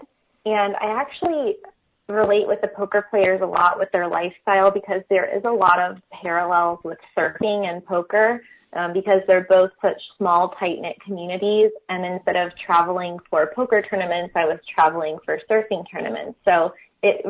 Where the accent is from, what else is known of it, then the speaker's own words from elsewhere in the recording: St. Augustine, Florida, United States; I'm originally from St. Augustine, Florida